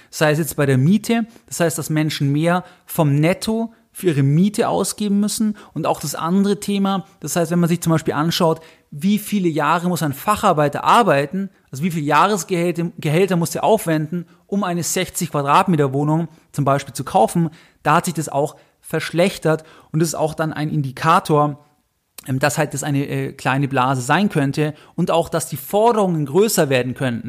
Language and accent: German; Augsburg, Bavaria, Germany; ich bin in Augsburg geboren